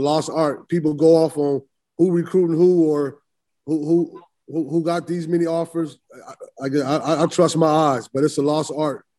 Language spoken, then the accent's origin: English; Illinois, United States; being from Illinois and, and, and, and recruiting in Chicago